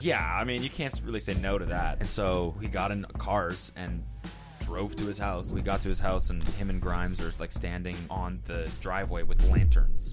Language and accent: English; Canada; now in United States; I'm Canadian